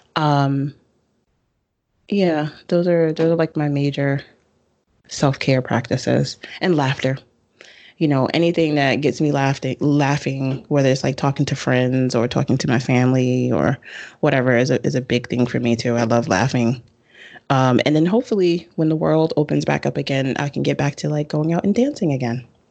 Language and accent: English; New York City, New York, United States; I was born and raised in the Bronx